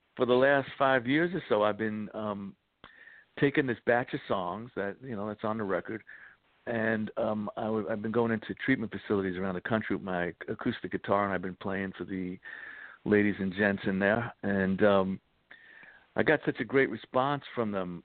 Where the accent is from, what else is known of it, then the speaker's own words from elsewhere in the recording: New York City, New York, United States; I grew up in the Bronx, so I grew up right by Yankee Stadium